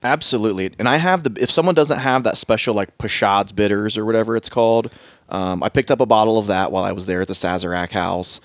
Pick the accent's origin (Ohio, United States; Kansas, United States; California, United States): Ohio, United States; Southern; I'm from Southern Ohio